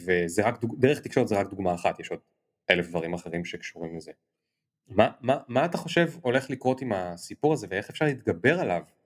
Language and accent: Hebrew; Kiryat Bialik, Haifa District, Israel; אני ילד מקריית ביאליק